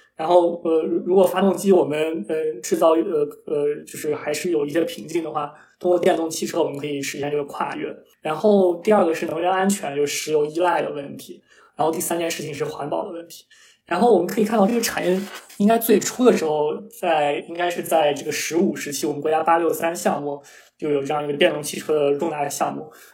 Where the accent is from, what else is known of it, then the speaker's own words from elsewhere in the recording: Taiyuan, Shanxi, China; 在我的家乡太原